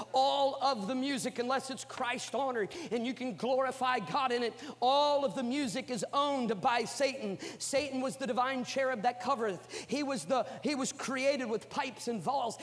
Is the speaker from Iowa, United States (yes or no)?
yes; Iowa, United States; moved away; I'm from Iowa